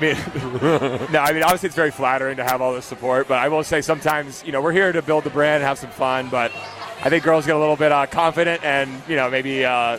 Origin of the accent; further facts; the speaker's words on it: Pittsburgh, Pennsylvania, United States; I hail from Pittsburgh